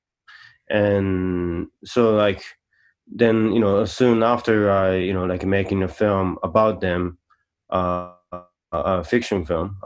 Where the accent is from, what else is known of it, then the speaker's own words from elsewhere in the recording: Hokkaido, Japan; moved away as an adult; I was born and raised in Hokkaido, which is northern Japan